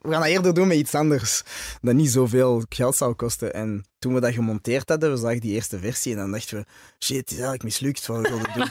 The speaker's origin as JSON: {"language": "Dutch", "town": "Antwerp", "region": "Flanders", "country": "Belgium", "tie": "born or raised there", "also_born_or_lived": "Brussels", "first_language": "French", "second_language": "Dutch", "moved": "as an adult", "said": "ik ben dan in Antwerpen geboren en opgegroeid in Antwerpen"}